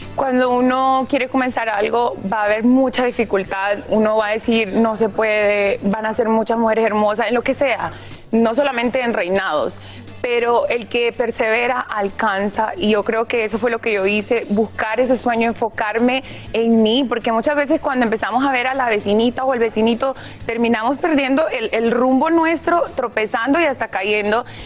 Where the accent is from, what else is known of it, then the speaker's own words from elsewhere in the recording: Honduras; mi Honduras